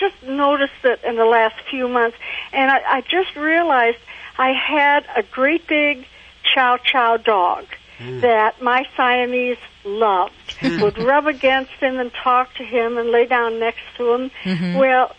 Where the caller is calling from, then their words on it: Cerritos, California, United States; Cerritos, California.